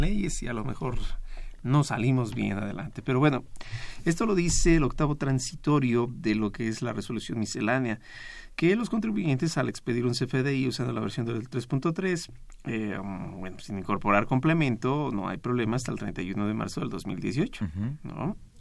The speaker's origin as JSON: {"language": "Spanish", "country": "Mexico", "said": "como mexicano"}